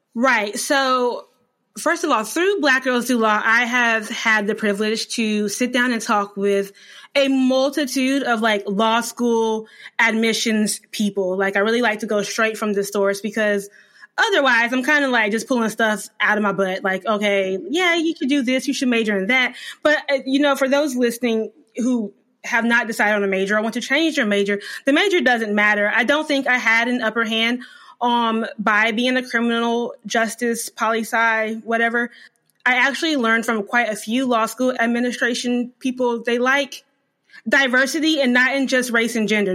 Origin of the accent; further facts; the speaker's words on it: North Carolina, United States; also born or lived in Germany; I was born in Germany, but I lived in North Carolina from two, nineteen ninety-four until I left for law school in two thousand fourteen. So I am a North Carolina girl.